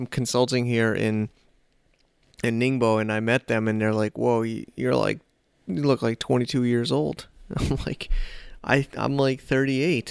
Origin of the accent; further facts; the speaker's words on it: United States; also born or lived in New York City; now in China; I'm an American